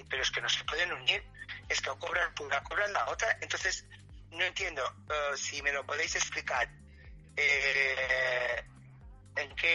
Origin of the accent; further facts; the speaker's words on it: Spain; no sabían que España, que somos los caballeros de Europa, nos íbamos a ir a la mierda en economía